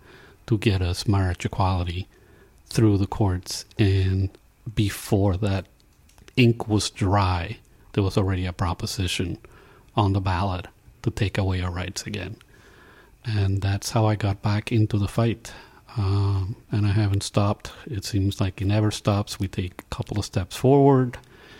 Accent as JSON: {"language": "English", "country": "Puerto Rico", "moved": "yes", "said": "I'm from Puerto Rico, in the times when we all had electricity"}